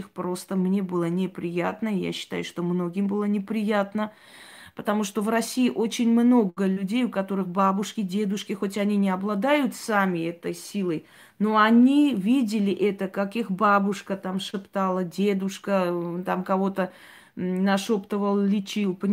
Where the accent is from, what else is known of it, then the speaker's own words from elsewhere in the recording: Armenia; Я армянка, и в Армении у меня очень много друзей, родственников